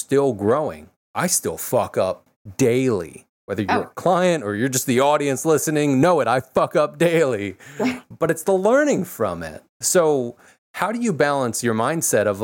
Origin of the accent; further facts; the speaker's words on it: Philadelphia, Pennsylvania, United States; I'm from Philly